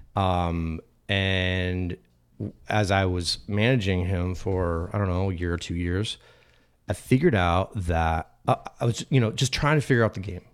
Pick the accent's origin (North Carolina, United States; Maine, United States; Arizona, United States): Arizona, United States; Phoenix; I grew up in Phoenix